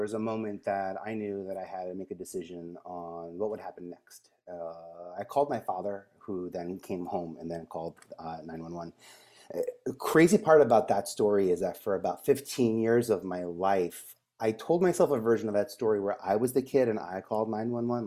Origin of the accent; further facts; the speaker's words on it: New York City, New York, United States; I grew up in Staten Island